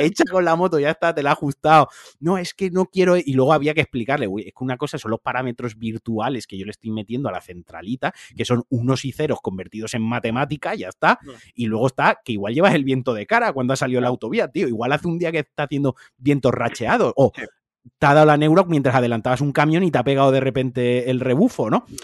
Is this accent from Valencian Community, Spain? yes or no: yes; Valencia, Valencian Community, Spain; soy un valenciano muy turras con Valencia